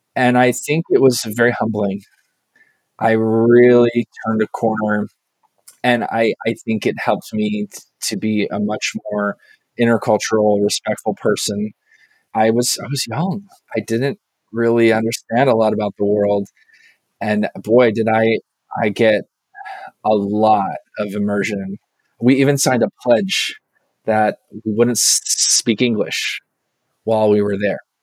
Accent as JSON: {"language": "English", "region": "Southern California", "country": "United States", "tie": "born or raised there", "said": "I grew up in Southern California playing soccer with a lot of Mexican students"}